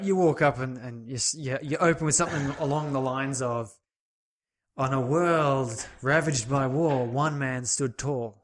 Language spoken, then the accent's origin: English; Australia; as an Australian